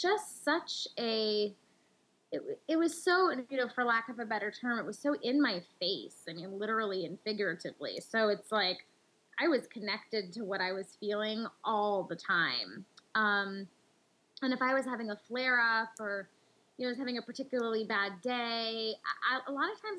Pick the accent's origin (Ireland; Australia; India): India; in our culture, and especially as an Indian woman